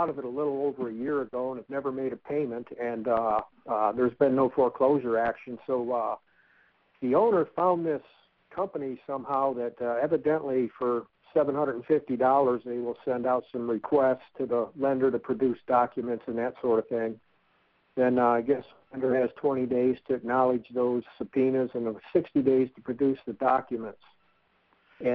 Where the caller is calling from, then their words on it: Texas, United States; Hi, Ron. I'm in Texas.